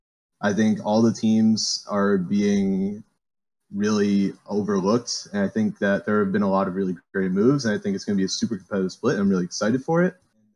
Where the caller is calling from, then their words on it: Miami, Florida, United States; Hello. I'm calling from Miami, Florida.